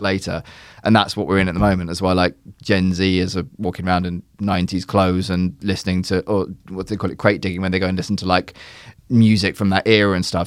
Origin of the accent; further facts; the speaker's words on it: Surrey, South East England, United Kingdom; I grew up in England, I grew up in Surrey